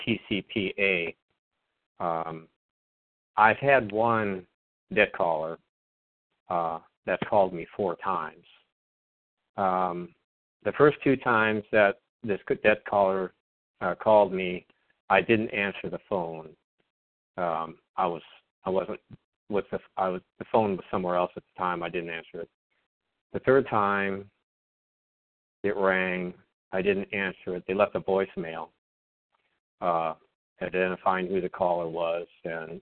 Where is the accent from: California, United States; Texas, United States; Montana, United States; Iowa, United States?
Iowa, United States; also born or lived in Sioux City, Iowa; now in South Dakota, United States; I'm from Iowa, too